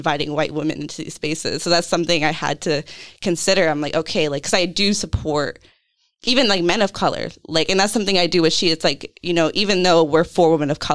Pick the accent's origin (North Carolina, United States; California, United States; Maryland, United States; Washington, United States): California, United States; also born or lived in Portsmouth, Rhode Island; now in Providence, United States; growing up in California